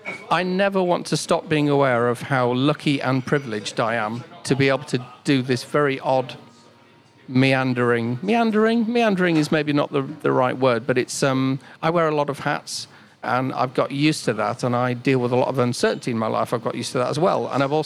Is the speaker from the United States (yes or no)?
no; Cyprus; So I grew up in Cyprus. So my dad was in the Royal Air Force, and I used to listen to BBC World Radio.